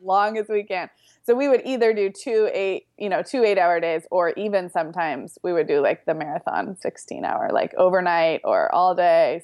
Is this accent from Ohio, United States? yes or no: no; Santa Barbara, California, United States; Santa Barbara, which is where I grew up